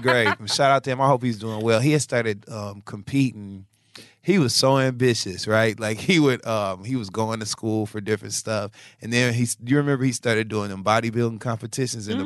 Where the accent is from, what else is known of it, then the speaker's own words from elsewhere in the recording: Michigan, United States; now in New York, United States; Now, I live in New York, so I have to use a laundromat, you know, and I grew up in Michigan, so that's different for me.